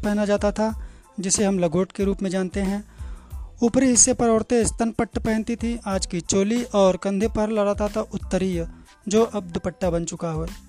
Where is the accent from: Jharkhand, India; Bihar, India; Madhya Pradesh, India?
Madhya Pradesh, India; Ratlam; मैं रतलाम में जन्मी हूँ